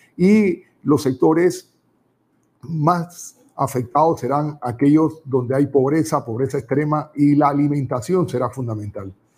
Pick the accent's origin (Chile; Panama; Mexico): Panama; Nosotros queremos como panameños